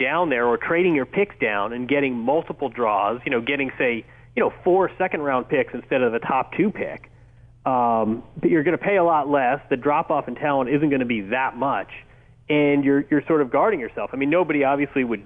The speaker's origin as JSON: {"language": "English", "region": "Indiana", "country": "United States", "tie": "born or raised there", "said": "we grew up together in Indiana"}